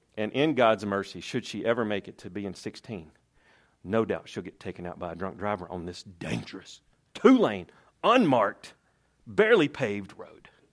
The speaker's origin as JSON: {"language": "English", "region": "Tennessee", "country": "United States", "said": "I'm from Tennessee"}